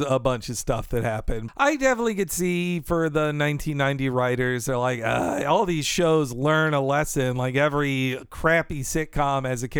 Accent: Marietta, Georgia, United States; also born or lived in Atlanta; And yeah, where I grew up there in Atlanta, or in the suburb of Atlanta, Marietta, we had grackles everywhere.

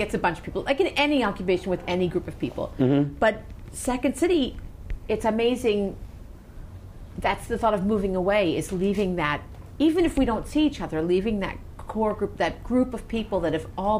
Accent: Maryland, United States; moved away; also born or lived in Chicago; I know where I came from. I love my hometown, but I don't know. In Maryland, right? Yes

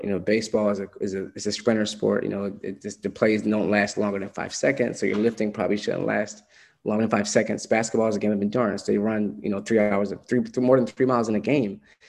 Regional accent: Philadelphia, Pennsylvania, United States; also born or lived in New York; Philly. Cool. So my family's in East Coast, Philadelphia.

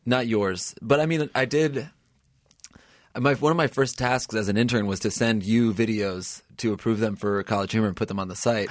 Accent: New Haven, Connecticut, United States; I grew up in New Haven, Connecticut

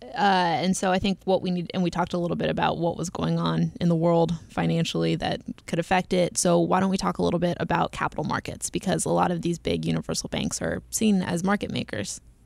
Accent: United States; accent: American; my horrible American accent

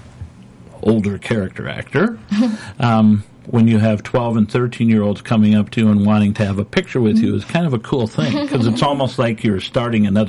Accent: Minnesota, United States; moved away; My wife and I grew up in Minnesota

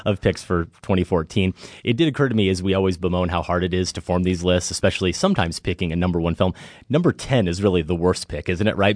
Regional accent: Midwest, United States; humble kid growing up in the Midwest

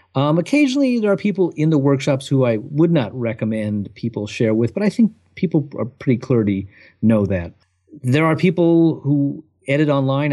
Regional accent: Southern California, United States; now in Providence, United States; growing up in Southern California

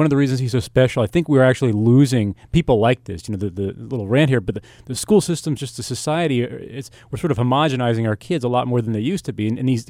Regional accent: United States; I'm an American

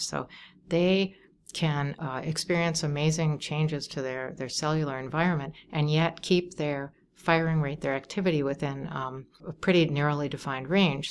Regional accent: Wauwatosa, Wisconsin, United States; now in Chicago, United States; I grew up in Wauwatosa, Wisconsin

